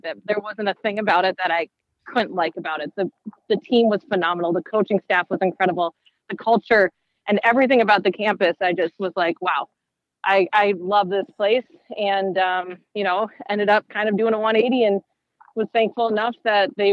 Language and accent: English; Minnesota, United States; growing up in Minnesota